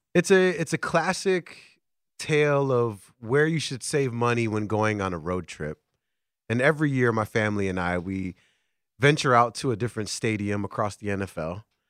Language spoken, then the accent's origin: English; Chicago, Illinois, United States; I'm born and raised in Chicago